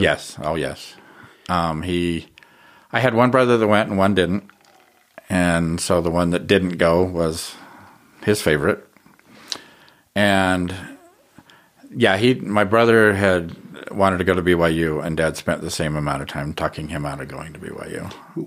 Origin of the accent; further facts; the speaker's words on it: Ogden, Utah, United States; I grew up in Ogden